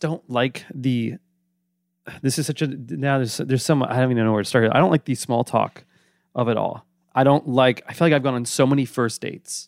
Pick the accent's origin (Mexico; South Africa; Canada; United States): United States; New York; also born or lived in Boston; I'm from New York, but I briefly, my family lived briefly in Boston